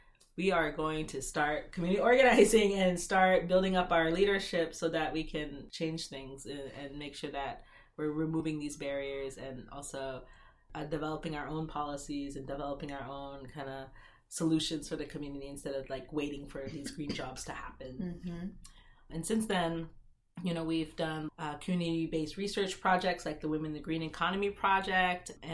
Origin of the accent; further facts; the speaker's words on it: Seattle, Washington, United States; I grew up in Seattle